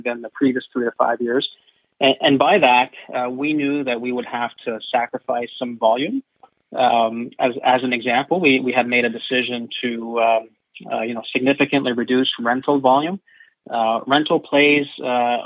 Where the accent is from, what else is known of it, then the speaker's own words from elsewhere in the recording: Canada; I was actually appointed as the first Canadian to occupy the role